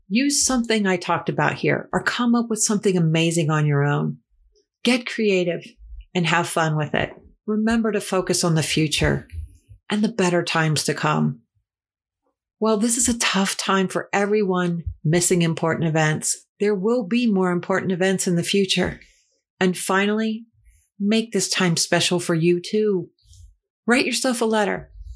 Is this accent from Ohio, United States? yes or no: yes; Ohio, United States; my home state.